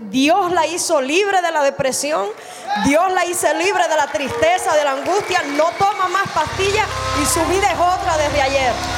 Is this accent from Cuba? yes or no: yes; Cuba; Yo soy cubana